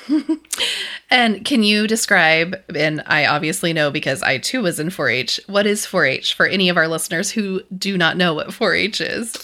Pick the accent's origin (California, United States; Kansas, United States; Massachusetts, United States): Kansas, United States; western; moved away; my hometown's very similar to your hometown. like farming routes. Um, there's a lot of cattle in western Kansas